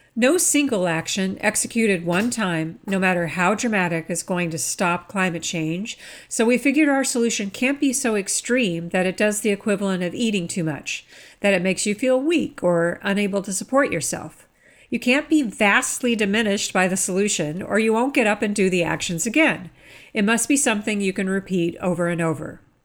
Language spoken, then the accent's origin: English; Chicago, Illinois, United States; my hometown of Chicago